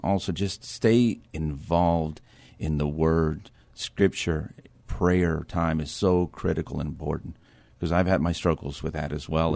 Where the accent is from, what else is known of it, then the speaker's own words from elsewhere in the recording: Edinburg, Texas, United States; moved away as an adult; now in New Braunfels, United States; I'm from Edinburgh, Texas